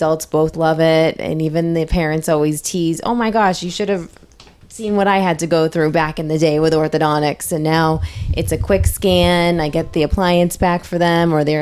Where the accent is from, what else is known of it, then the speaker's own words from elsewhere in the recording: New Hampshire, United States; moved away; I'm originally from New Hampshire